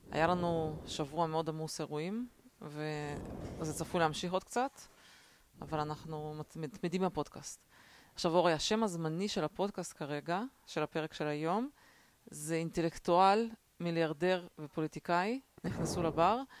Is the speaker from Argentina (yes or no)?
no; Russia; לא, אני בתור ילדה רוסייה זוכרת את הקטע הזה